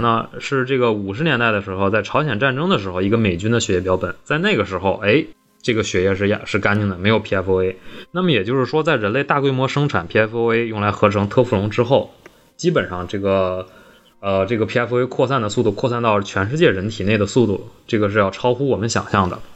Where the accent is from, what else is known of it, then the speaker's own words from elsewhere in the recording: Northeast China, China; 我们东北人